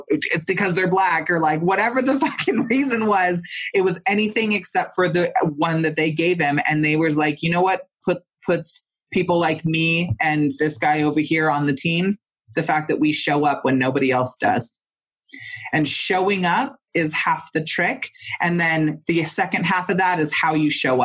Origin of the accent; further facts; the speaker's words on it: Mendocino, California, United States; I'm from Mendocino and Northern California